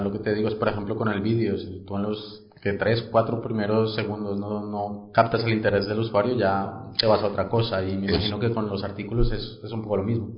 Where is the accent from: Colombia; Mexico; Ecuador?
Colombia; yo yo soy colombiano